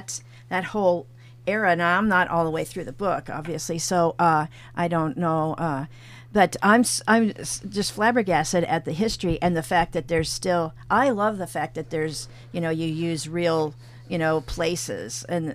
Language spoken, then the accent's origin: English; Kansas City, United States; I grew up around the Kansas City area.